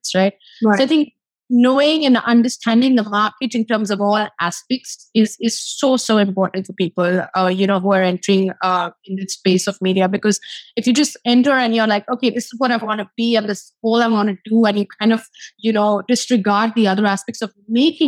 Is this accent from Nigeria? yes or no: no; India; moved away as an adult; now in Los Angeles, United States; I'm from India.